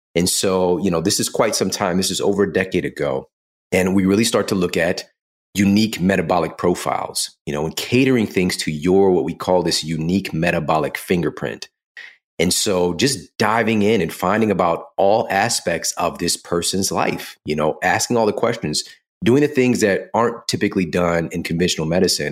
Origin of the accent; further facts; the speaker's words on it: St. Louis, Missouri, United States; I'm from Saint Louis